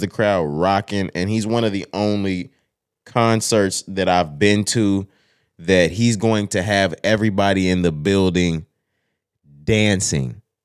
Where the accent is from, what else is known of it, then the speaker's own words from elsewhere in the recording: Texas, United States; We're from Texas